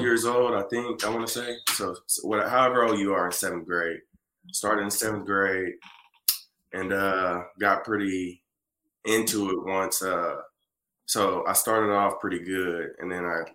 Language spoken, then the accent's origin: English; Muskogee, Oklahoma, United States; I'm from Muskogee, a little town in Oklahoma